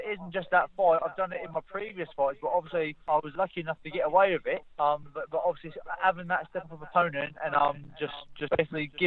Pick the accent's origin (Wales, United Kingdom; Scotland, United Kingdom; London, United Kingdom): London, United Kingdom; back in London, my hometown